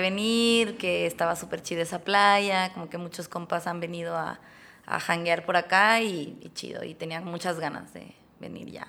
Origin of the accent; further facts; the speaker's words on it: Tuxtla Gutiérrez, Chiapas, Mexico; now in Mexico City, Mexico; yo vengo también de Chiapas. Yo soy chiapaneca